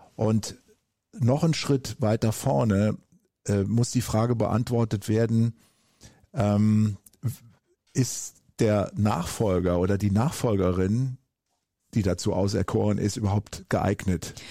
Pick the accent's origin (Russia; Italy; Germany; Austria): Germany; Eifel; also born or lived in United States; wo ich herkomme, aus der Eifel auf dem Land